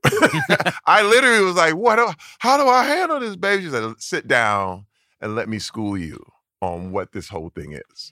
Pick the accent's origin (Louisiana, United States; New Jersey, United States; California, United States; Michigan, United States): Michigan, United States; Flint; growing up in Flint, Michigan